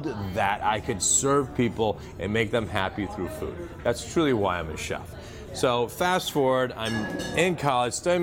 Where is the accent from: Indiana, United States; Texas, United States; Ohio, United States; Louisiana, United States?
Ohio, United States; Dayton; moved away as an adult; also born or lived in Newport Beach, California; now in Boston, United States; He was chief scientist at Wright-Patterson Air Force Base in Dayton, Ohio, which is why I ended up living there